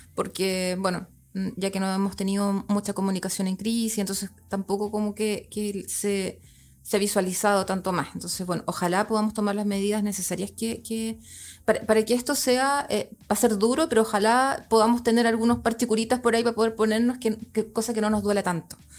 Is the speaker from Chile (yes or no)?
yes; Chile; teníamos como, como familia chilena